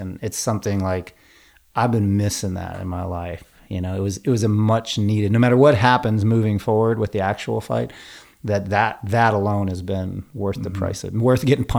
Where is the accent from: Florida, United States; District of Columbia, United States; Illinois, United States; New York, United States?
New York, United States; I am an Irish kid from New York